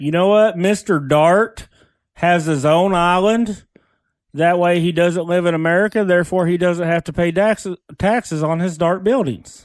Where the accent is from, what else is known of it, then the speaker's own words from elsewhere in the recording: Lone Grove, Oklahoma, United States; I'm from Long Grove